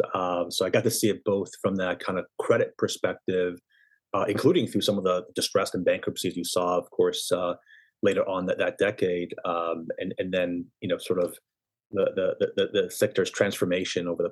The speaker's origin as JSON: {"language": "English", "country": "United States", "tie": "born or raised there", "also_born_or_lived": "Israel", "lives_now": "Westfield, United States", "said": "I was actually born in Israel, and family moved here when I was 6 years old, and kind of lived and grew up in the tri-state area since then"}